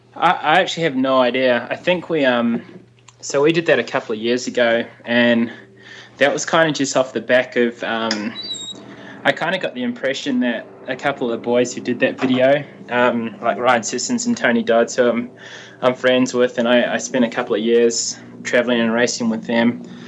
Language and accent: English; Hawke's Bay, New Zealand; also born or lived in Palmerston North; I grew up in Hawke's Bay, and I ran under Alan Potts um, with the Hastings Harriers